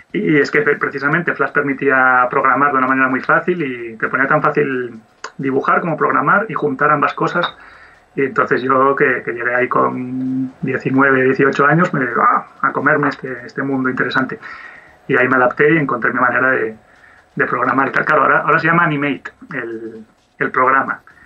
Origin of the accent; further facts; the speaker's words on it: Oviedo, Asturias, Spain; yo soy de Oviedo y soy animador 2D